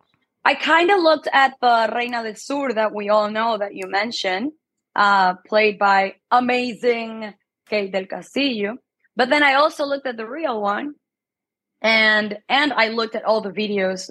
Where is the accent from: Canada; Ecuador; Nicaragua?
Ecuador; moved away; also born or lived in Mexico; I am Ecuadorian. I was born and raised in Ecuador.